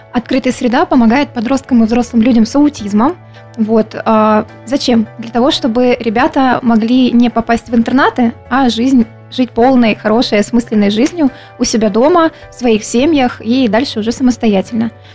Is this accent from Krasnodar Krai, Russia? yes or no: yes; Krasnodar, Krasnodar Krai, Russia; я коренная краснодарка, если можно так сказать. Вот э, и по папе, и по маме мы все с Кубани.